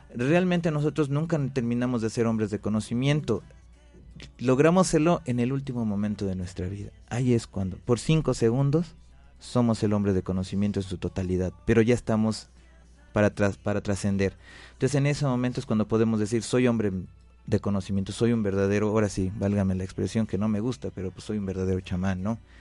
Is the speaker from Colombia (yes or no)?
no; Mexico; Nací en México y sí tengo sangre nativa